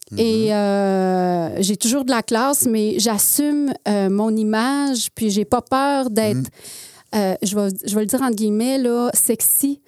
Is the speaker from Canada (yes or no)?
yes; Alma, Quebec, Canada; moved away; also born or lived in Jonquière; je suis née à Jonquière. OK. OK. Et par la suite, on est déménagé à Alma. Ah. Donc, euh, j'ai, je dis toujours, moi, je viens du Saguenay, Lac-Saint-Jean, parce que je suis née au Saguenay. Puis j'ai fait mon adolescence au Lac-Saint-Jean.